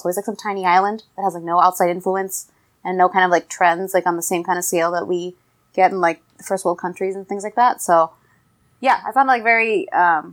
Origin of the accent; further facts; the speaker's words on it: United States; as an American woman